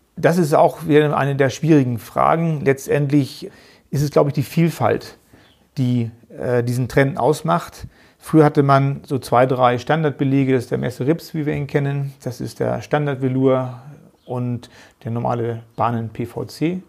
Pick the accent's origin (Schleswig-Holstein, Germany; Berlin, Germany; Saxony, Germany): Schleswig-Holstein, Germany; Geesthacht; accent: northern German; also born or lived in Hamburg; Es ist unschwer immer noch zu hören, dass ich aus dem Norden Deutschlands komme bin in Gestacht bei Hamburg ja, aufgewachsen, geboren in Hamburg.